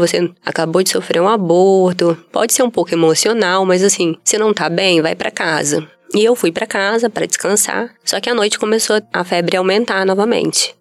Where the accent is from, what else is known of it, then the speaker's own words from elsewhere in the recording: Vitória, Espírito Santo, Brazil; sou daqui do Espírito Santo mesmo, nasci em Vitória, né? Natural de Vitória. Cresci e estudei em, em Vitória, em escolas públicas